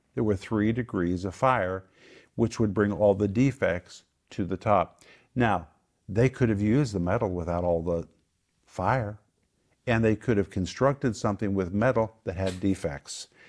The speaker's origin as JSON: {"language": "English", "region": "Oklahoma", "country": "United States", "tie": "born or raised there", "moved": "as an adult", "lives_now": "Moscow, Russia", "said": "We grew up in Oklahoma where we were surrounded by wind, storms, tornadoes"}